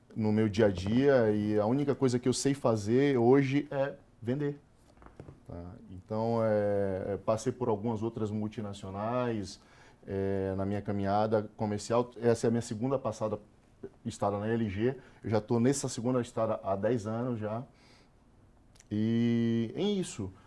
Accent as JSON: {"language": "Portuguese", "town": "Salvador", "region": "Bahia", "country": "Brazil", "tie": "born or raised there", "moved": "yes", "said": "eu sou nordestino, eu nasci na favela."}